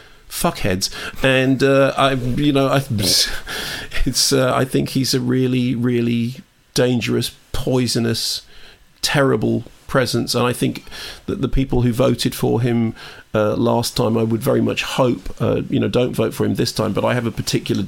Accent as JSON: {"language": "English", "region": "London", "country": "United Kingdom", "tie": "born or raised there", "said": "I grew up in Finchley"}